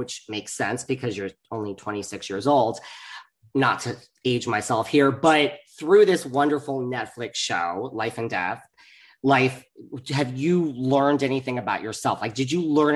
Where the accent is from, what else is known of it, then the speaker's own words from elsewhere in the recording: New York, United States; I'm from New York